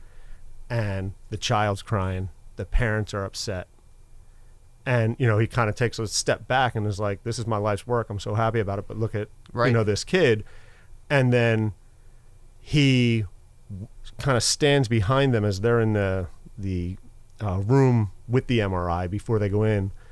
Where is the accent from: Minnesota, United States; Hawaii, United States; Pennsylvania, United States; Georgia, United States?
Pennsylvania, United States; Philadelphia; I grew up in Philadelphia, went to high school in Center City, went to college in Center City, Philadelphia